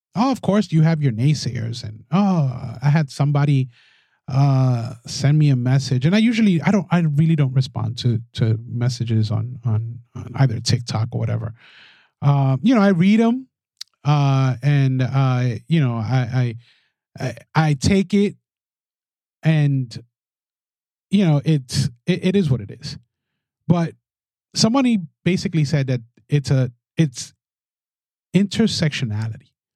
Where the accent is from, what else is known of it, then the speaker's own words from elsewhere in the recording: New York City, New York, United States; I'm a Latino from the Bronx